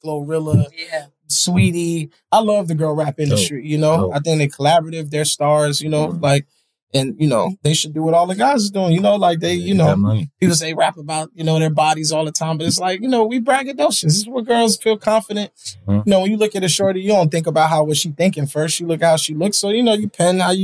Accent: Jamaica; I'm a Jamaican

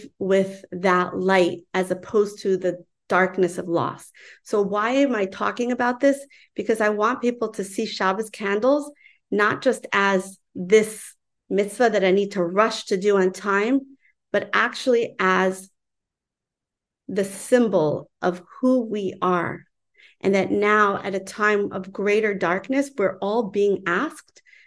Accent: New York City, New York, United States; I grew up in Crown Heights

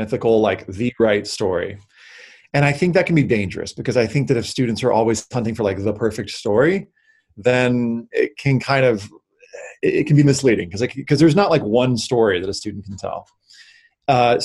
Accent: the South, United States; I was raised in the South

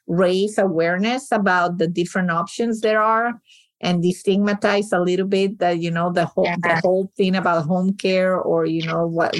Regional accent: Venezuela; now in United States; my family's from Sicily. I was born and raised in Venezuela

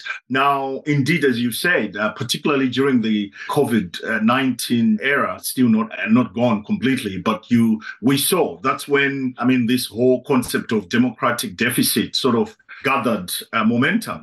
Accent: Zimbabwe; now in Netherlands; I was born in Zimbabwe

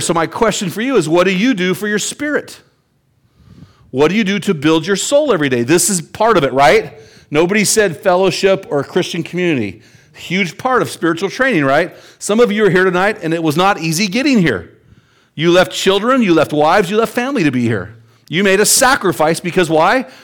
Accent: United States

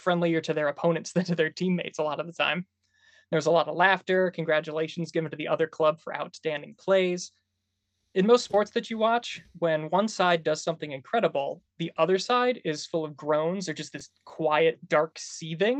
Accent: Bay City, Michigan, United States; now in Lansing, United States; I'm from Bay City originally

